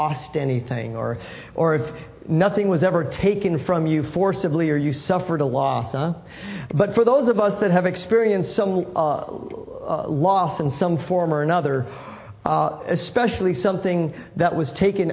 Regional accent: San Francisco, California, United States; I grew up in San Francisco

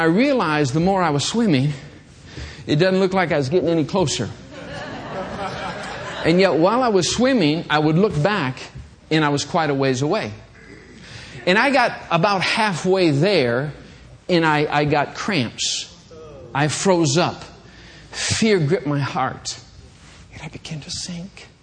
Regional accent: Michigan, United States; I was a kid growing up in Michigan

